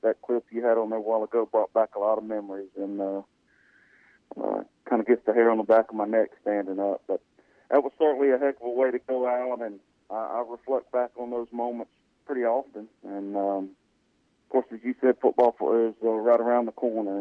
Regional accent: Colwich, near West Wichita, Kansas, United States; I grew up in Calhoun out near West Wichita

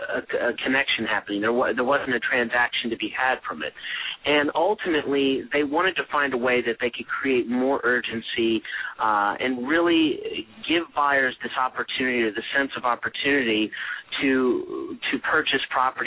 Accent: Charlotte, North Carolina, United States; And I've grown up in the Charlotte, North Carolina area and had traveled around and lived in various other places in my upbringing. But I call Charlotte home now.

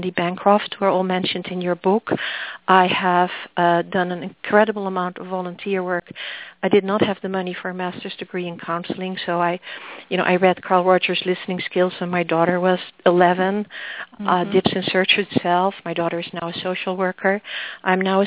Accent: Netherlands; accent: Dutch; also born or lived in Massachusetts; now in New Hampshire, United States; The accent is Dutch

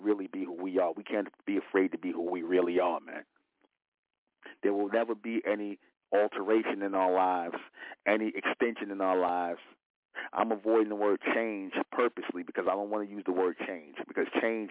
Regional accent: United States; We are the real Americans.

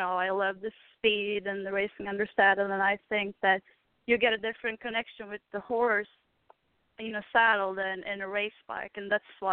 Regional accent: Sweden; moved away; I'm from Sweden

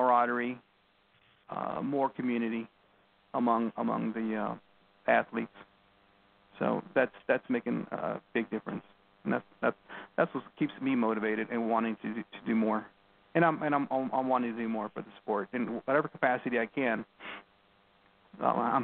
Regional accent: Texas, United States; I grew up here in Texas, you know, in this area

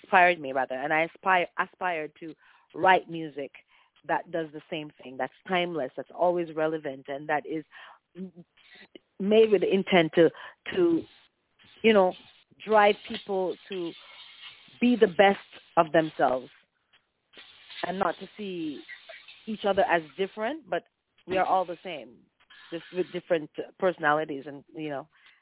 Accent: Clarendon, Jamaica; I'm originally from Jamaica. I was born and raised in the parish of Clarendon, and I was raised by my grandparents

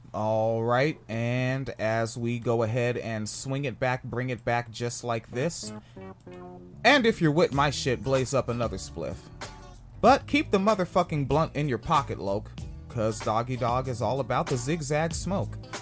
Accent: New Jersey, United States; moved away; also born or lived in Orange County, Florida; I was born in New Jersey in Orange County

